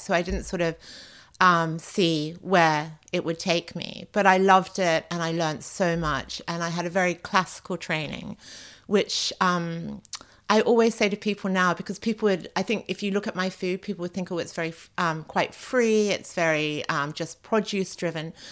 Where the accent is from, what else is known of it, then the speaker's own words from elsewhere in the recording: Australia; also born or lived in France; now in London, United Kingdom; I grew up in Australia